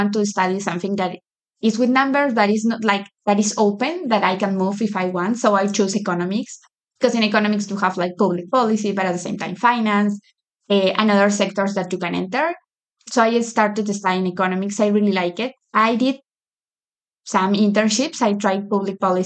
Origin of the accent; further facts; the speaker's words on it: Lima, Peru; moved away as an adult; now in United States; I grew up in Lima. Lima is the capital of Peru. I grew my whole life there. This is my first time living in the U.S.